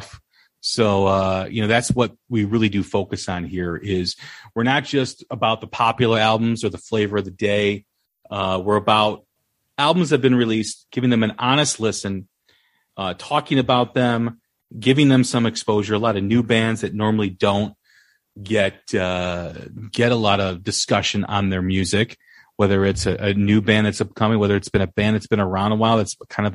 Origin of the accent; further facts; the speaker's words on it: Chicago, Illinois, United States; I'm from Chicago